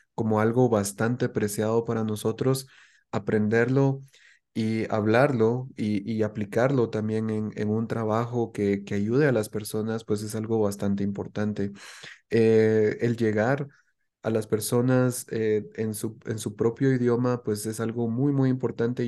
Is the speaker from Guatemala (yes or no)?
yes; Guatemala; los guatemaltecos ya no hablemos como guatemaltecos